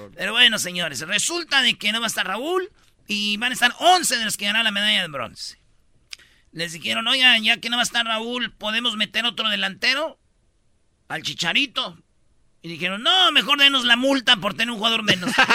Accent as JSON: {"language": "Spanish", "town": "Jiquilpan", "region": "Michoacán", "country": "Mexico", "tie": "born or raised there", "said": "allá en mi pueblo, en Michoacán, en Jiquilpan"}